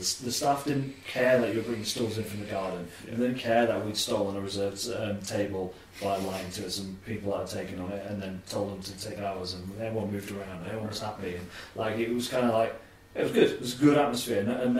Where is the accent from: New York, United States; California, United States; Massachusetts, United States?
New York, United States; I'm from New York.